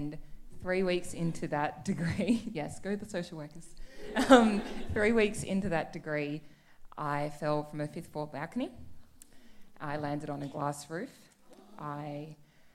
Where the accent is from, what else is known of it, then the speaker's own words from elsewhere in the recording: Canberra, Australian Capital Territory, Australia; moved away as an adult; also born or lived in Melbourne; I grew up in Canberra